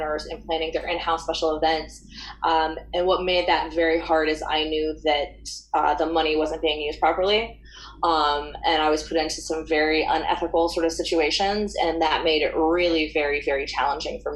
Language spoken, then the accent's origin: English; Gainesville, Florida, United States; I grew up in Gainesville, Florida, which is a college town, University of Florida. That's sort of what we're known for here